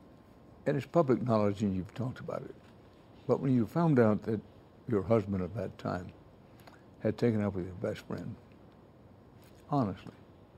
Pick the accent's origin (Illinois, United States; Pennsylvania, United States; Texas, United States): Texas, United States; I'm a Texan by birth.